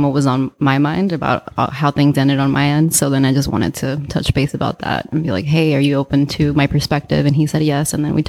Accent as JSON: {"language": "English", "region": "Mexico City", "country": "Mexico", "tie": "born there", "said": "Yeah, I was born in Mexico City."}